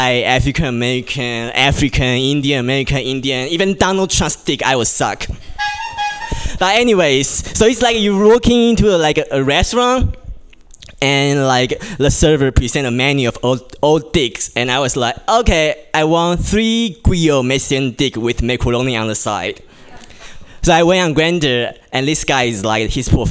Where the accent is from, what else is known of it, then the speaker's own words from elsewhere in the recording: Taiwan; English is a second language; moved away as an adult; now in United States; as you can tell from my Asian face and my accent, I'm obviously not from here. Yeah, I'm from Taiwan. And I've been in this country for only 2 years